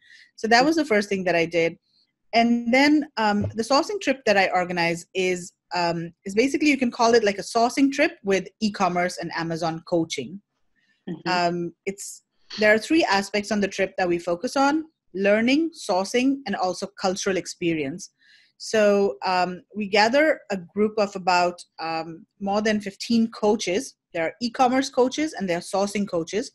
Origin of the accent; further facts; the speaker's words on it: North India, India; I'm from North India